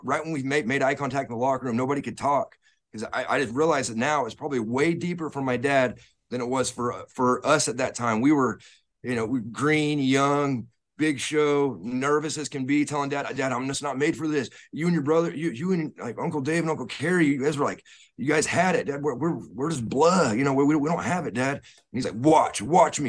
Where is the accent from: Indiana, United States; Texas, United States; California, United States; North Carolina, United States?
Texas, United States; we grew up in Texas